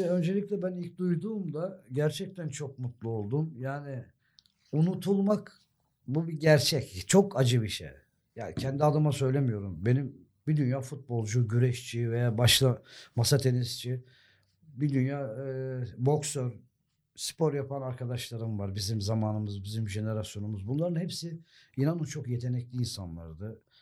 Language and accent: Turkish; Sakarya, Turkey; also born or lived in Germany; benim şehrim orası